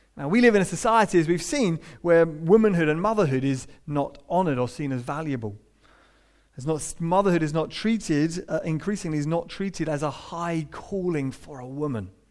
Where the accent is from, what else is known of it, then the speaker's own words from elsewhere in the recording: United Kingdom; we're British